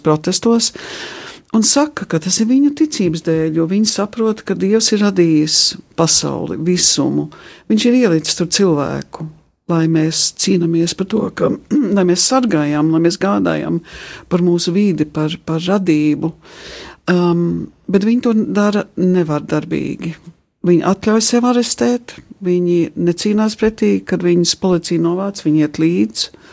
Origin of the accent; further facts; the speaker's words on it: England, United Kingdom; moved away; manā dzimtenē, Anglijā